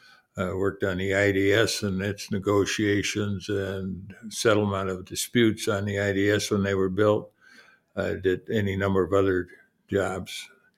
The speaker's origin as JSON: {"language": "English", "town": "Bismarck", "region": "North Dakota", "country": "United States", "tie": "born or raised there", "moved": "as an adult", "lives_now": "Minneapolis, United States", "said": "I'm originally born and raised in Bismarck, North Dakota, and now I'm presently 86 years old."}